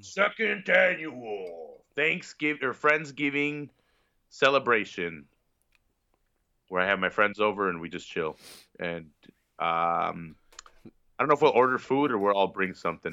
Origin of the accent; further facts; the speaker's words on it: Chicago, Illinois, United States; I'm from Chicago.